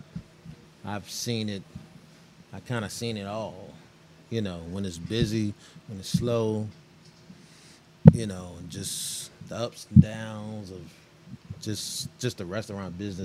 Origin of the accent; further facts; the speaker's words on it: Richmond, Virginia, United States; also born or lived in Petersburg, Virginia; I'm from Richmond. I went to school in Richmond. Also went to school in Petersburg, too